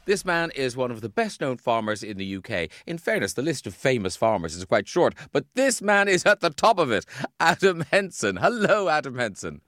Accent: Ireland; moved away; when I was a kid growing up in Ireland

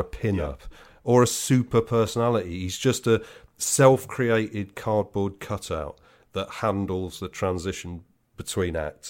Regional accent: West Midlands, United Kingdom; I'm from the West Midlands, right? So I'm in no position to laugh at people's accents.

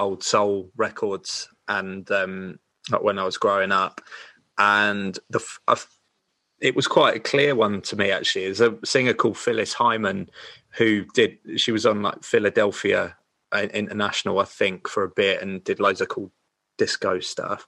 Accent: Sussex, South East England, United Kingdom; I was from Sussex.

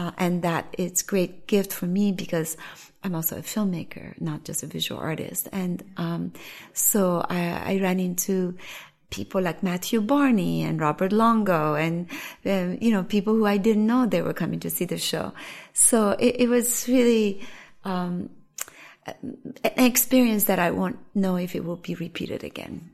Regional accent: Iran; now in New York, United States; as an Iranian living in New York for so long

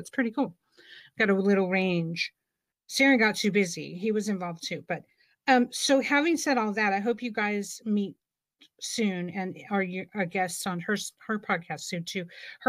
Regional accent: California, United States; I'm from California.

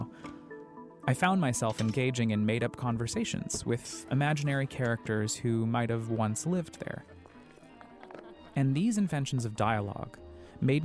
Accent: Colorado Springs, Colorado, United States; I grew up in Colorado Springs, Colorado, nestled in the foothills of the Rockies

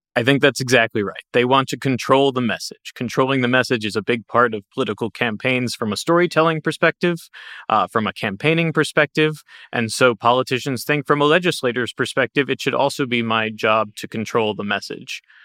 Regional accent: Ohio, United States; my home state of Ohio

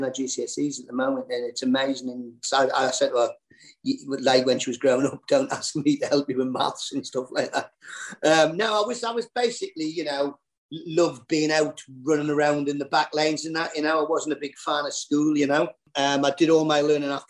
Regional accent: Newcastle upon Tyne, North East England, United Kingdom; I was born on Baker, two rooms, outside toilet

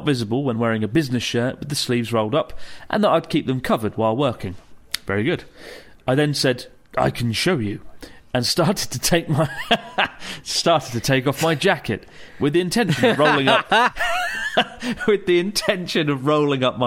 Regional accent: United Kingdom; The Brit in me

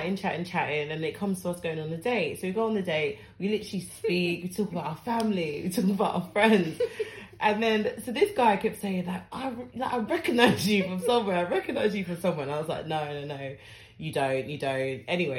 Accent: Ghana; No, but I'm from Ghana, it's fine. I love my brothers.

